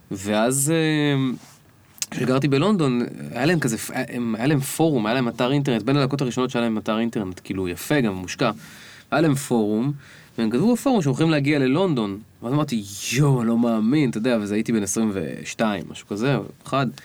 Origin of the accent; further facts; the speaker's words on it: Kiryat Bialik, Haifa District, Israel; moved away; אני באתי מקריית ביאליק.